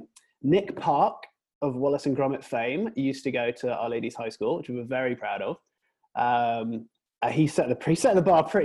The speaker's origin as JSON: {"language": "English", "town": "Preston", "region": "North West England", "country": "United Kingdom", "moved": "yes", "lives_now": "United States", "said": "So I'm from England originally. I'm from Preston, you guys know where that is, near Manchester. And I moved to America in 2001. So I've been here for about 17 years now."}